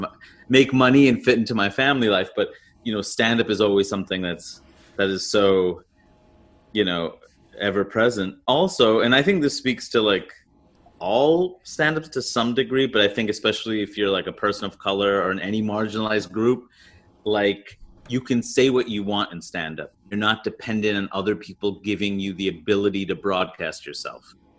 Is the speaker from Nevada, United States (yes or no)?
no; New York City, New York, United States; I grew up in Queens, New York